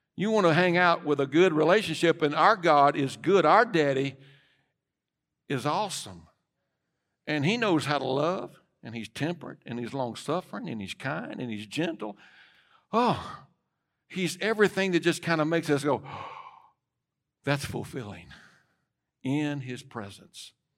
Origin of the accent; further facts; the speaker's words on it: United States; as an American